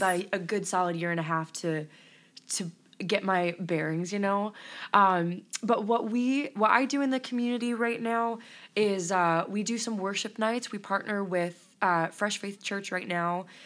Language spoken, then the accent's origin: English; Elkhart, Indiana, United States; moved away as an adult; now in Stark County, Indiana, United States; I'm originally from Elkhart, Indiana, and I thought that was a small town